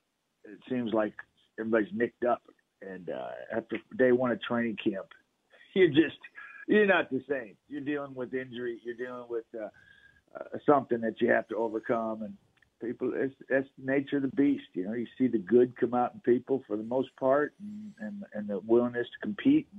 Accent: Texas, United States; moved away; growing up in Texas

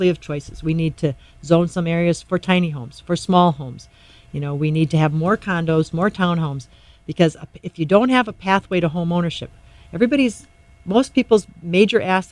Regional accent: Doland, South Dakota, United States; now in Sioux Falls, United States; I grew up in Dolan, South Dakota.

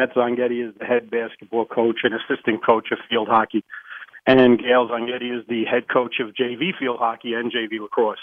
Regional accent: Lakeland, United States; we grew up here in Lakeland

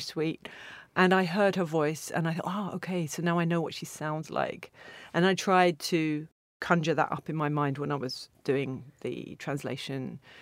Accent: Stevenage, East of England, United Kingdom; now in Berlin, Germany; I grew up in Stevenage, which is a new town

